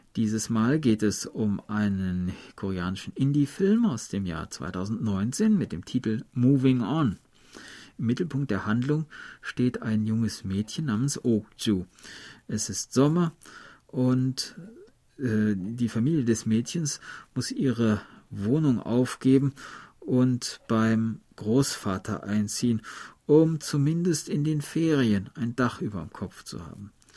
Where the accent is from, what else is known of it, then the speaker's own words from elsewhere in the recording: Germany; ich komme ja aus der Harzgegend